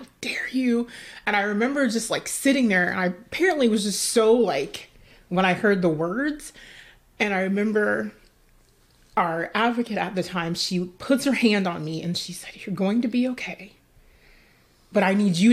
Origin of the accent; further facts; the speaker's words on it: Dallas, Texas, United States; the culture I grew up in Dallas, Texas